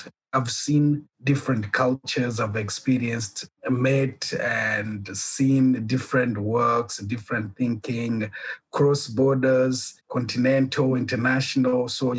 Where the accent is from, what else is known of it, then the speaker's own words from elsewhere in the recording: Burundi; also born or lived in Kenya; now in South Africa; Okay, I'm originally from Burundi, from a Rwandese parent and a Burundian parent. In 1994, during the genocide, we flew to Kenya until 2006 when I left Kenya to South Africa.